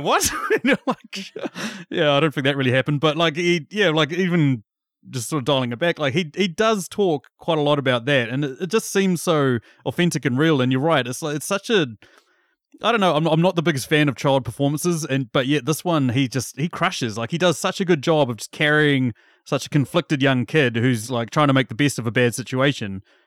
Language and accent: English; New Zealand; as a young New Zealand boy